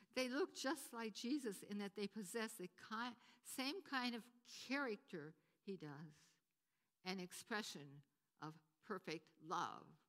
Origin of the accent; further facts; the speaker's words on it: Wisconsin, United States; moved away as an adult; also born or lived in Potsdam; where I grew up in Wisconsin